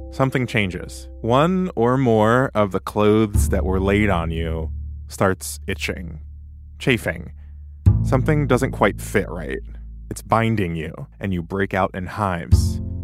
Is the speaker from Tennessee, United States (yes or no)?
yes; Tennessee, United States; I'm from Tennessee